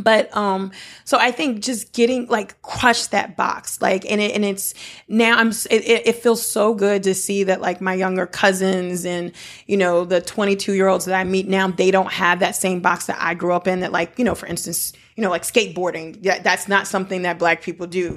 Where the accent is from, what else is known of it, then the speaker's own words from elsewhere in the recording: United States; also born or lived in Benin; I'm a Black American. Like, I, I'm very American, although my roots are African